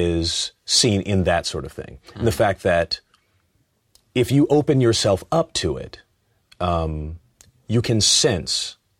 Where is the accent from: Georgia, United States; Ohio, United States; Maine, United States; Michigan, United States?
Ohio, United States; Cleveland; Yeah, I was a big, you know, Indians fan. I grew up in Cleveland.